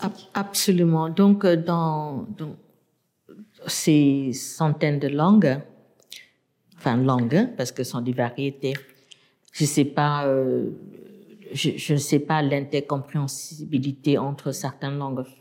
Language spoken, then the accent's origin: French; Yangon, Yangon Region, Myanmar; French is a second language; moved away as an adult; also born or lived in United States; now in France; j'ai grandi à Rangoon